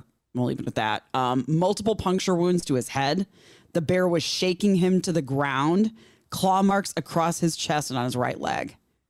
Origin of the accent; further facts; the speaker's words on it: Chicago, Illinois, United States; I can still sing it. I mean, I grew up in Chicago.